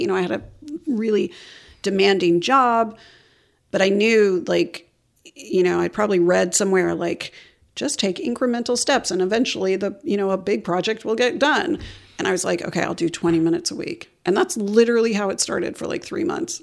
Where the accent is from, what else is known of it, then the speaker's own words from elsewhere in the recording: Atlanta, Georgia, United States; moved away as an adult; also born or lived in New York; now in Memphis, United States; growing up in Atlanta as a very, in a very marginalized community